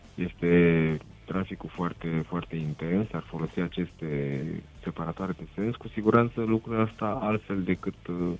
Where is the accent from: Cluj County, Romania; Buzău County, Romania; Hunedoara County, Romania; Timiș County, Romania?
Buzău County, Romania; Râmnicu Sărat; sunt din Râmnicu Sărat